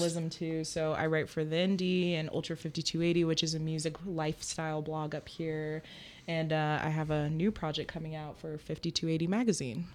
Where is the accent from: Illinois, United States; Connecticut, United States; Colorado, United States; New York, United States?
Colorado, United States; Colorado Springs; moved away as an adult; now in Denver, United States; I'm from Colorado Springs originally, but moved to Denver a few years ago.